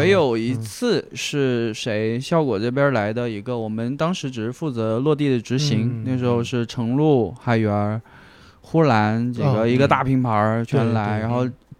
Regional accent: Guangxi, China; now in Chengdu, China; 对我广西人啊，但我。弄这个东西之前已经在成都待了很多年了，嗯，然后在之前在成都也做过电商

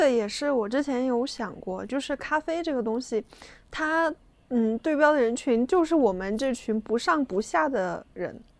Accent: China; 在我们中国人眼里

